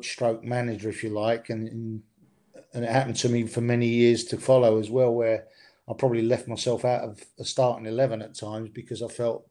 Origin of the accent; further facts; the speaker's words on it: Stevenage, East of England, United Kingdom; I was in quite a successful school team where I grew up in Stevenage